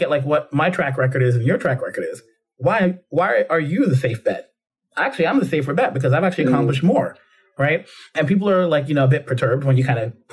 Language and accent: English; New York City, New York, United States; growing up in the Bronx